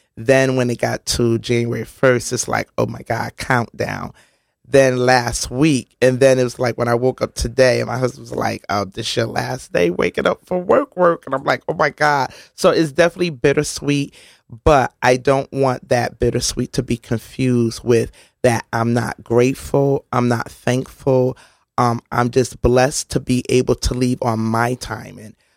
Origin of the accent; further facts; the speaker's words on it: New Haven, Connecticut, United States; I grew up on Canal Street, one twenty Canal Street, sixth floor apartment sixty-six, which is now Monterey Place